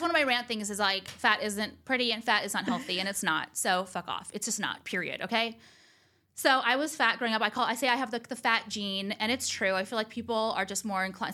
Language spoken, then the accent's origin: English; Orange County, California, United States; also born or lived in Los Angeles; I never thought in a million years I'd move back to Orange County.